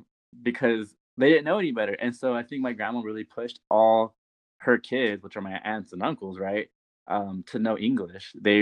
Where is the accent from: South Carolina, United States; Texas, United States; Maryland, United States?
Texas, United States; San Antonio; I grew up in San Antonio. My parents grew up in San Antonio.